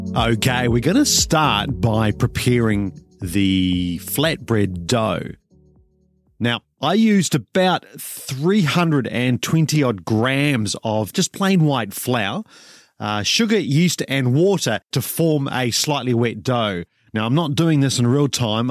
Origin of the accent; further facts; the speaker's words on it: New Zealand; I'm a Kiwi